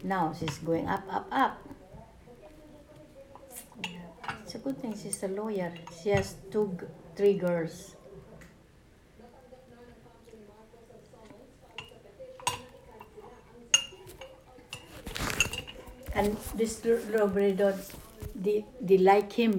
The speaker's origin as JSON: {"language": "English", "area": "Misamis Occidental", "region": "Northern Mindanao", "country": "Philippines", "tie": "born or raised there", "moved": "yes", "said": "In Misamis Occidental. That's where my father's family was."}